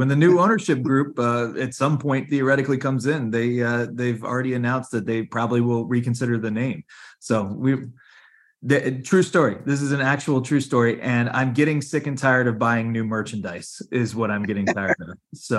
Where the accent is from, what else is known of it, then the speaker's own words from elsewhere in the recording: Washington, District of Columbia, United States; Being an East Coast elitist as I am, having been born and raised in Washington, D.C.